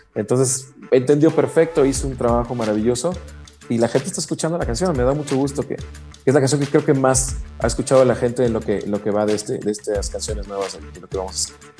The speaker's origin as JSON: {"language": "Spanish", "country": "Mexico", "said": "como mexicanos"}